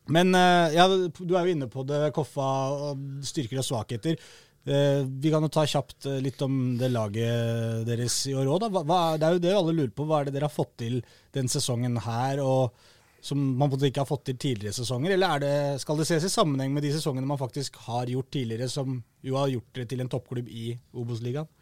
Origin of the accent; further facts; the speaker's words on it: Oslo, Norway; de hører jo at jeg er fra Oslo